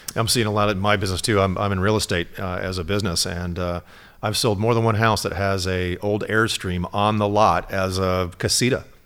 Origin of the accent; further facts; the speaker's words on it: Michigan, United States; also born or lived in Elkhart, Indiana; I'm from Michigan